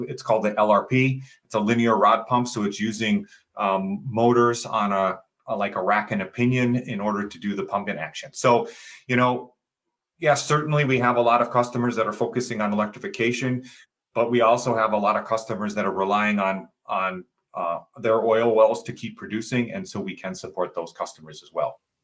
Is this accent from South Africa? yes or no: no; Southeast Michigan, United States; also born or lived in Dearborn, Michigan; I grew up in Southeast Michigan